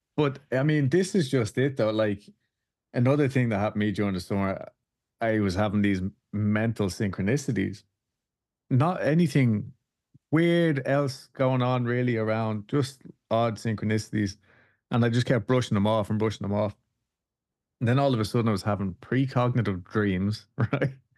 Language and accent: English; Dublin, Leinster, Ireland; now in Houston, United States; I'm from Dublin in Ireland